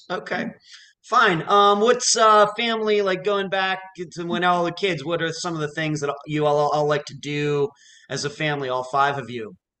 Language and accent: English; Lynchburg, Pennsylvania, United States; like a one stop light kind of town, like where I grew up in Lynchburg, Pennsylvania